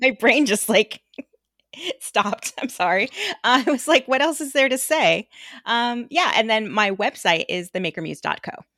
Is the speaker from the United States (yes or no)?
yes; Los Angeles, California, United States; We grew up in a tiny little suburb in Los Angeles